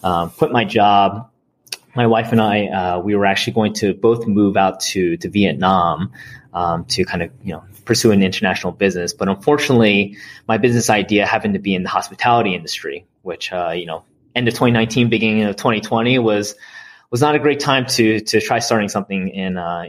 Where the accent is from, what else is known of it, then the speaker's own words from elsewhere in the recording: South New Jersey, United States; also born or lived in Mississippi / New York City; I was born in Mississippi, down in the South, and decided to move over to South New Jersey, where I spent most of my childhood.